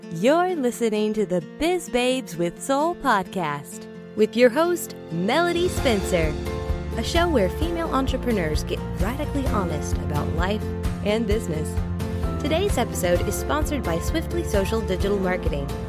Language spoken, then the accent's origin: English; Russia; moved away as an adult; now in Beijing, China; I'm originally from Russia and I moved to China in 2011